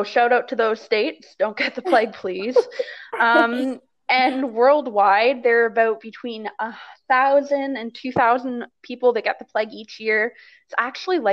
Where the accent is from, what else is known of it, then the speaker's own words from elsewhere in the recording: Canada; we are Canadian